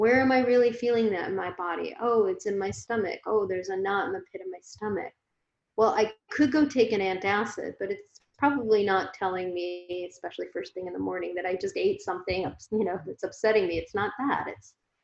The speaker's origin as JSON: {"language": "English", "town": "Phoenix", "region": "Arizona", "country": "United States", "tie": "born or raised there", "also_born_or_lived": "San Francisco Bay Area, United States", "moved": "yes", "lives_now": "San Diego, United States", "said": "I grew up in Phoenix"}